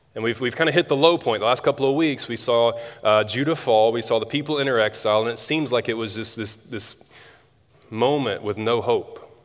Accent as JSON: {"language": "English", "town": "Tuscaloosa", "region": "Alabama", "country": "United States", "tie": "born or raised there", "moved": "as an adult", "said": "I grew up in Tuscaloosa"}